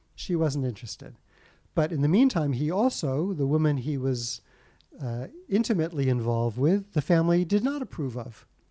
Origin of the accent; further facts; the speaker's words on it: United States; I was born in the States